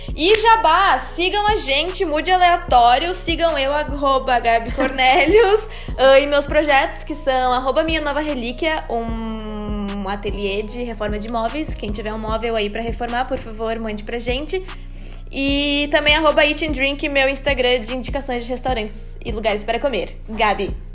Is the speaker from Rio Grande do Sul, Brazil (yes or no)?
yes; São Leopoldo, Rio Grande do Sul, Brazil; a gente é de São Leopoldo, que é uma cidadezinha do lado de Porto Alegre, no Rio Grande do Sul